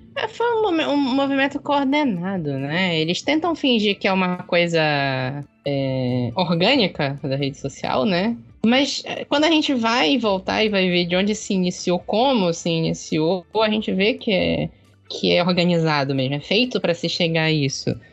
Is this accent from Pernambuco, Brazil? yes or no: no; Belém, Pará, Brazil; also born or lived in Maringá, Paraná; eu sou de Belém, né? Daqui do, do Belém do Pará, aqui no norte.